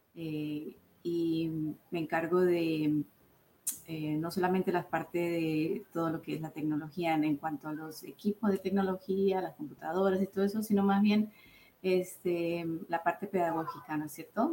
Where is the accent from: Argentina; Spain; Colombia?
Colombia; now in United States; mi cultura de Colombia, yo soy colombiana